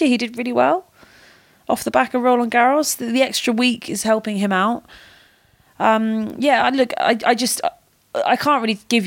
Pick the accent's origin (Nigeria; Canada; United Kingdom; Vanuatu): United Kingdom; being British